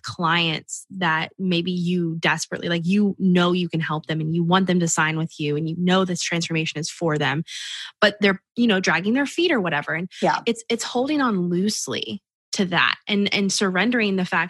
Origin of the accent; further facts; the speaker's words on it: Tampa, Florida, United States; now in North Florida, United States; I live in North Florida, so the ocean is very close to us. But I grew up on the Gulf of Mexico in Tampa, that area